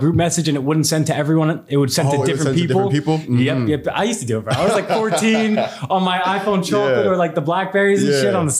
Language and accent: English; New York City, New York, United States; I'm from Staten Island, New York.